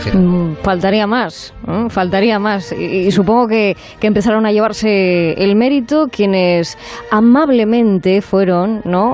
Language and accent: Spanish; Asturias, Spain; moved away; volver a respirar aires de mi tierra